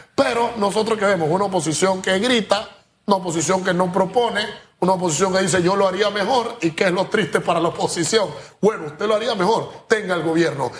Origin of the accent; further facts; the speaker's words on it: Panama; nosotros como panameños